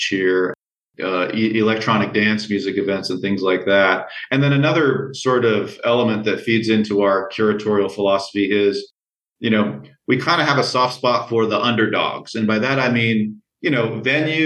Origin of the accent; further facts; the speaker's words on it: Las Vegas, Nevada, United States; Vegas is my hometown